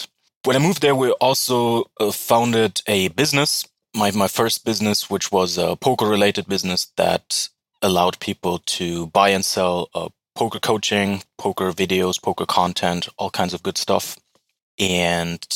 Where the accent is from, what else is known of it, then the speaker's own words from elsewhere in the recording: Berlin, Germany; English is a second language; moved away as an adult; also born or lived in California, United States / Edinburgh, United Kingdom; now in Bulgaria; was born and raised in Berlin, capital of Germany.